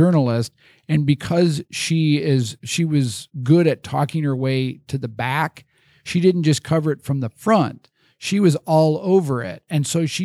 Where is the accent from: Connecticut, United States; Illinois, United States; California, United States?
Illinois, United States; Chicago suburbs; now in Des Moines, United States; growing up in the Chicago suburbs